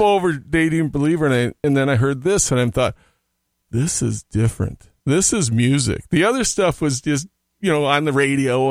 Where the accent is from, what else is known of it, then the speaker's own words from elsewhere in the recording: Hopkins, Minnesota, United States; also born or lived in Oklahoma; my folks moved back to Minnesota where right after I was born. I was raised in Hopkins